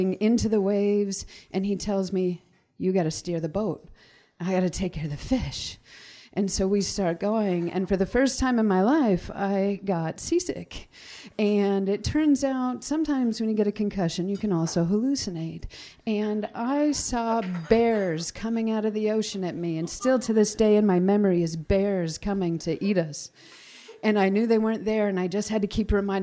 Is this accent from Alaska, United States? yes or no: yes; Wrangell, Alaska, United States; now in Sitka, United States; I was born and raised in Wrangell. My family's from Huna, and now I live in Sitka.